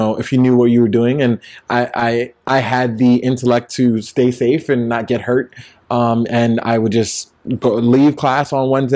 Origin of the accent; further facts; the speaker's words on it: New York City, New York, United States; I grew up in Brownsville